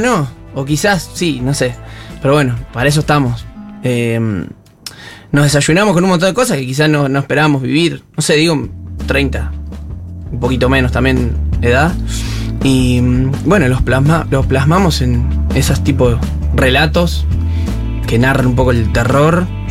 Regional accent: Santa Regina, Buenos Aires Province, Argentina; moved away as an adult; also born or lived in General Villegas; nos criamos en una ciudad muy cerquita ahí, un pueblo de 400 personas llamado Santa Regina

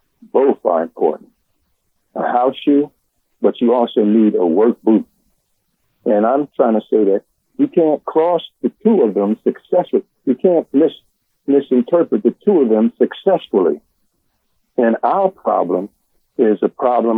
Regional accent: Philadelphia, Pennsylvania, United States; I was born in South Philly, and I went to murder school and on 5th and 6th Ward and all

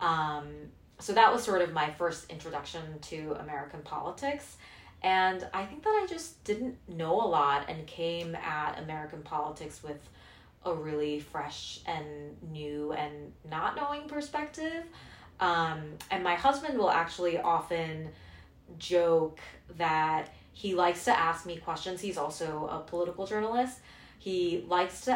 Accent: Hong Kong; moved away as an adult; also born or lived in South Korea; now in United States; I was born in Korea. I grew up mostly in Hong Kong

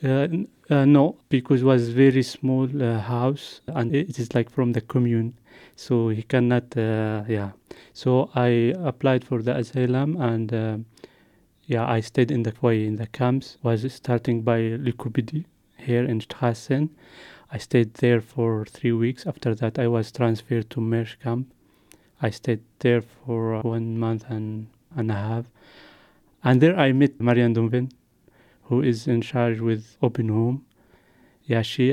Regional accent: Yemen; moved away as an adult; also born or lived in Jordan; now in Luxembourg; I come from Yemen because there is war in Yemen

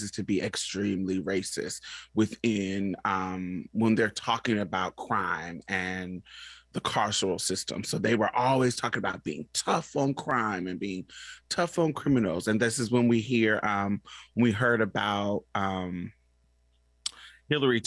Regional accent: Indianapolis, Indiana, United States; also born or lived in Boston, Massachusetts / Chicago, Illinois; now in Houston, United States; I grew up in Indianapolis, Indiana, and Boston, Massachusetts, and a little bit in Chicago, but my main base was Indianapolis

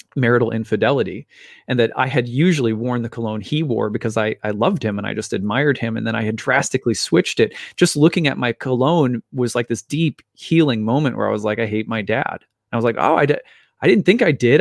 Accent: Minnesota, United States; my dad was a minister here in Minnesota, and we moved around from church to church

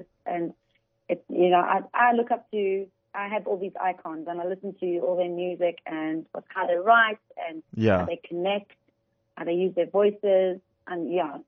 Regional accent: Johannesburg, Gauteng, South Africa; also born or lived in United Kingdom / Dubai; I'm from Joburg, and I decided to go to the UK for a few years

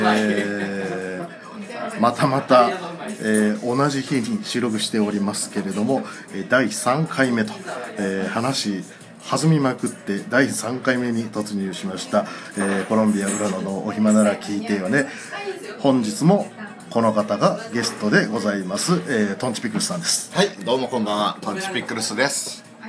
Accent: Tagawa, Fukuoka, Japan; moved away; 僕、田川の田舎に育って

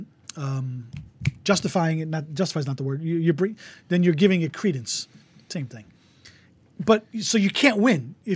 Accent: Toms River, New Jersey, United States; I grew up in Toms River.

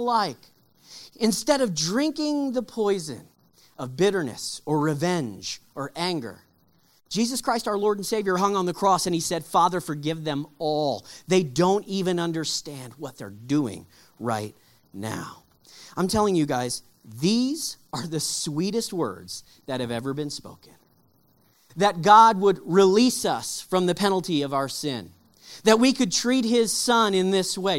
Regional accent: Texas, United States; We grew up in Texas

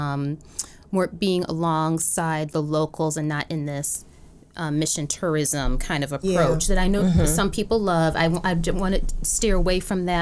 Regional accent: United States; I identify as black, as African American.

